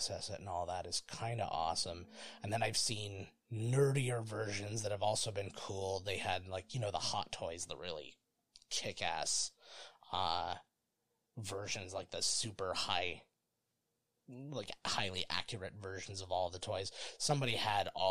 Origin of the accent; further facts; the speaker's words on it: Ontario, Canada; we're Canadian, just for those who don't know or care. And so we're in the province of Ontario